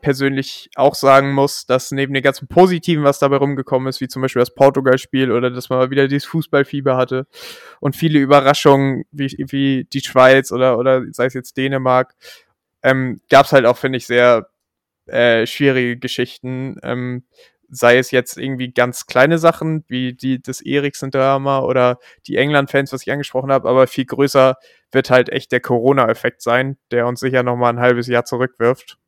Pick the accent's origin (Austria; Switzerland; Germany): Germany; als Deutscher